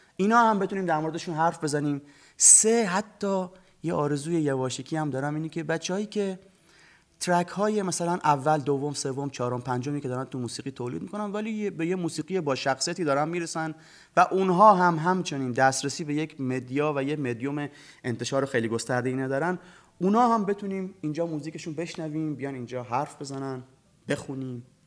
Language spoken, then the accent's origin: Persian; Bushehr, Bushehr Province, Iran; محله قدیمی که هم خونه بچگیام ببینه هم محله جذابتری از بوشهر بودن